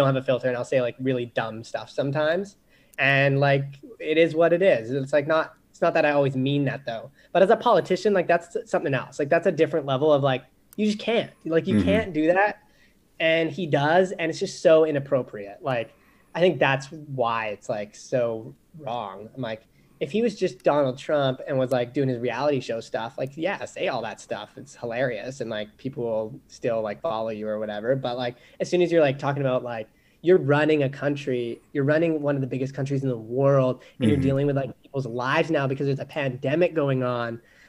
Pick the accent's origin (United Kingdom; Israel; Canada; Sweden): Canada; British Columbia; I grew up on the West Coast, so people don't even know I'm Canadian because I don't have an accent really.